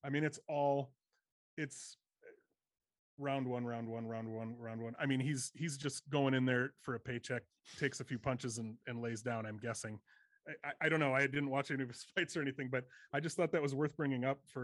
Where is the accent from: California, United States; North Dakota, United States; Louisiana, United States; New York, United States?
North Dakota, United States; Fargo; moved away; I'm from Fargo, North Dakota originally